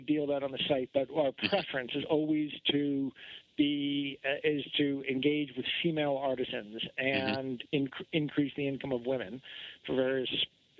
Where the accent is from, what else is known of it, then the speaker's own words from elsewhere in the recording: New England, United States; now in Utah, United States; I'm from Vermont, New Hampshire, and Connecticut. And actually, I lived right outside Boston when I was a little kid.